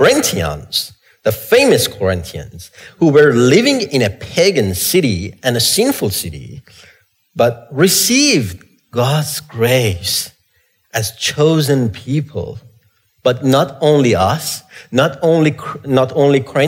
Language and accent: English; Iran; moved away; I grew up in Iran